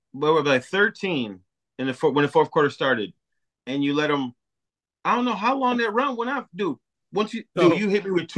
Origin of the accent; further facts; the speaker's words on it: Milwaukee, Wisconsin, United States; we're both from Milwaukee